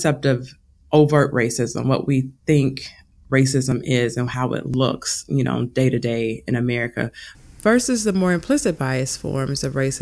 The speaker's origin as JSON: {"language": "English", "town": "Louisville", "region": "Kentucky", "country": "United States", "said": "I'm from Louisville, Kentucky"}